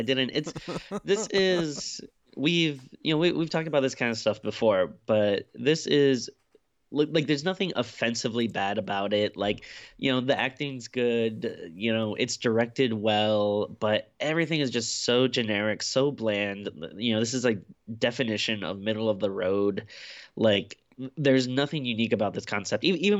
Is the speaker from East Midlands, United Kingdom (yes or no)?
no; Glasgow, Scotland, United Kingdom; my hometown of Glasgow is always nice to see.